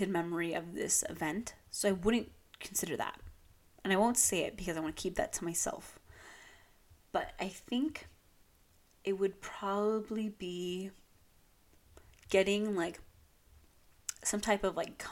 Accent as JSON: {"language": "English", "town": "Long Beach", "region": "California", "country": "United States", "moved": "yes", "said": "I'm from Long Beach, and they're, like, we have Shoreline Village"}